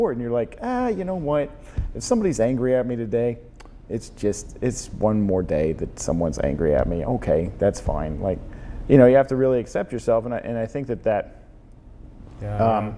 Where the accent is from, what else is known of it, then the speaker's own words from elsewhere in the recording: the South, United States; now in San Francisco, United States; growing up in the South, in the sort of deeply religious component